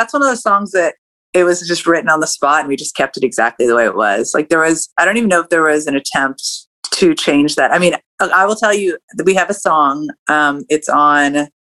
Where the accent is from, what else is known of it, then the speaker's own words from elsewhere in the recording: California, United States; moved away as an adult; now in Atlanta, United States; growing up in California